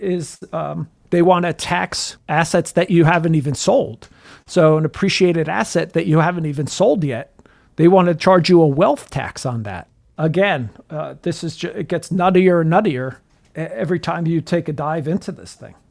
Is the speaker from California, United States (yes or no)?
no; New Jersey, United States; I'm from New Jersey